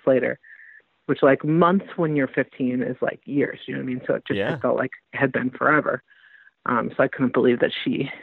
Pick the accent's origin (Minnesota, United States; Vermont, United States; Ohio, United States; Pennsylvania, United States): Minnesota, United States; Minneapolis; my hometown of Minneapolis